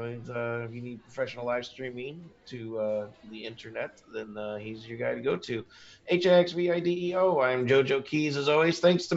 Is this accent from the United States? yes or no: yes; Indiana, United States; I'm from Indiana.